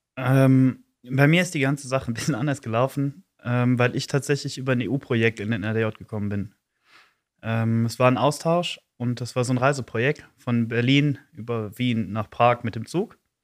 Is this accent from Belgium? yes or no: yes; Eupen, Wallonia, Belgium; ich bin 26, komme aus Olpen